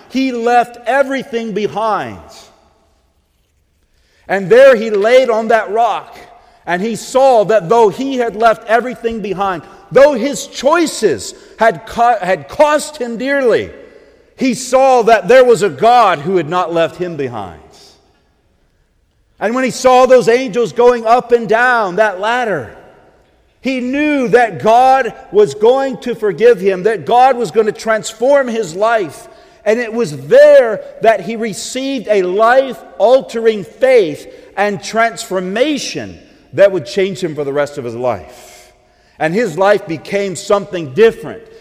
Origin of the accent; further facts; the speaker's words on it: the South, United States; accent: southern twang; I grew up about an hour and a half, hour and a half south of here. You may not know it by my accent, but I used to have a southern twang.